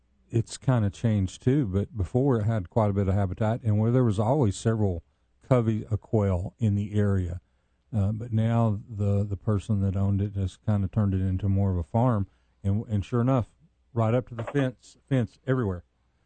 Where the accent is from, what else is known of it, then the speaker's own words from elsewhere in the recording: Chattanooga, Tennessee, United States; where I grew up was in East Brainerd, and I still own the house today. I got 2 acres in East Brainerd.